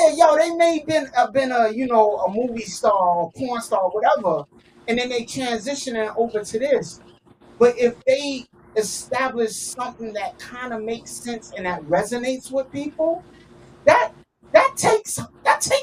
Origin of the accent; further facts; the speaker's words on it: New York, United States; now in Miami, United States; I'm from New York. I'm spinning down here in Miami.